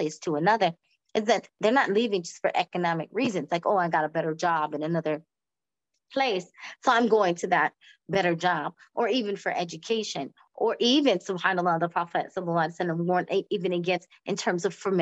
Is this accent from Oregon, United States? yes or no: no; Florida, United States; moved away; also born or lived in New York; I'm from originally from Florida, so that sunshine, you know, and just the weather of the South